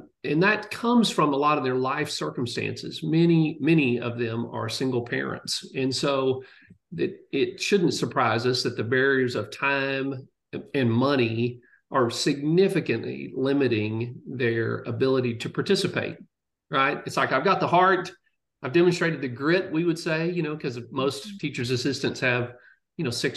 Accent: College Station, Texas, United States; also born or lived in Ithaca, New York; I grew up in College Station. I'm a fifth generation Texan

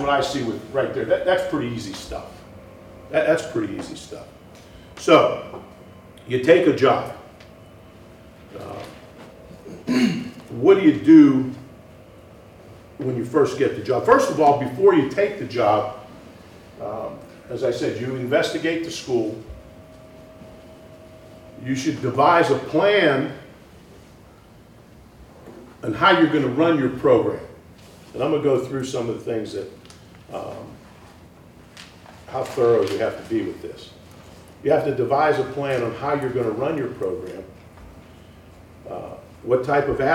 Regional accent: Pittsburgh, Pennsylvania, United States; now in Madison, United States; I grew up in Pittsburgh

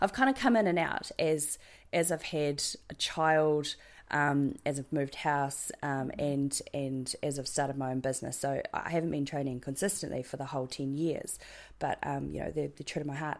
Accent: New Zealand; accent: New Zealand; my New Zealand accent's terrible

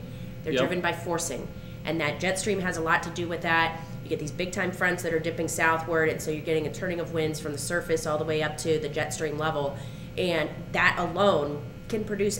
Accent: United States; I grew up near Lake Erie. I know what it's like to have several inches of snow all the time.

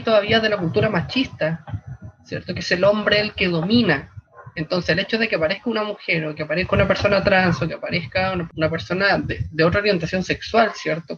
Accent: Santiago, Santiago Metropolitan Region, Chile; Soy de Santiago

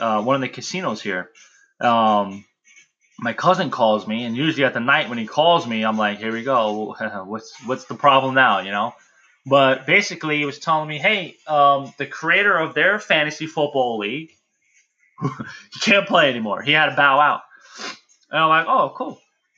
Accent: New York City, New York, United States; I grew up in the Bronx

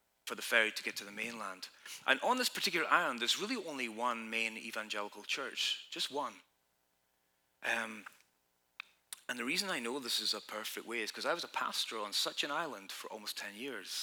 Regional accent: Scotland, United Kingdom; now in United States; I'm from Scotland, you know, we got our troubles

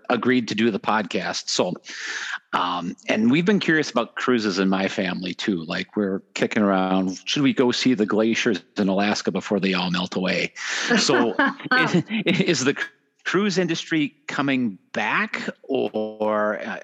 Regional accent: Germany; moved away as an adult; now in United States; I'm from Germany originally. And so I've lived here in America now for 20 years

